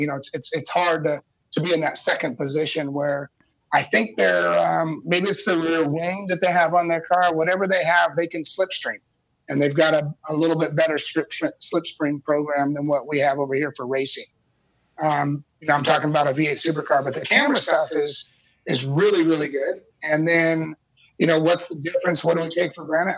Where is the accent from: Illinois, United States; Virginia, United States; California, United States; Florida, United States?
California, United States; I grew up in California